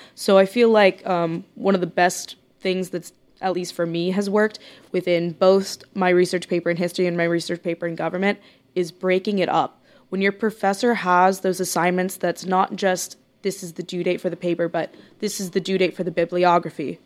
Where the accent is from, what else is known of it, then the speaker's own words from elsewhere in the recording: Corpus Christi, Texas, United States; I'm from Corpus Christi, Texas